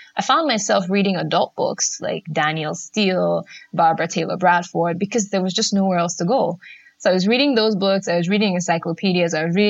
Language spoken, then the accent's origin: English; Nigeria; because I grew up in Nigeria. We had books, but they weren't particularly exciting.